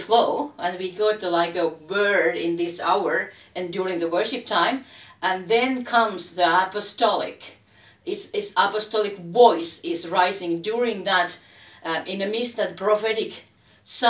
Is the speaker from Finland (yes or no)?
yes; Helsinki, Uusimaa, Finland; I'm a lady from Helsinki